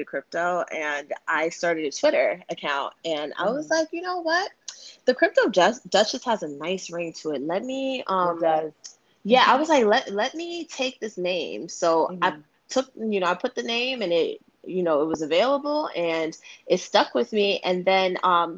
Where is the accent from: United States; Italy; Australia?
United States; New York City, New York; also born or lived in Bronx, New York; now in Yonkers, United States; I originally grew up in Harlem